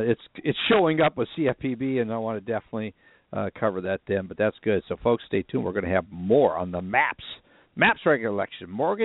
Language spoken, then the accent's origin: English; Minnesota, United States; moved away; I grew up in Minnesota.